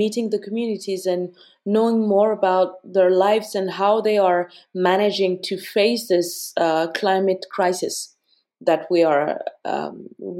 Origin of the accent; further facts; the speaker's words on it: Bamako, Mali; moved away; also born or lived in Ghana; I was born and raised in Mali, in Bamako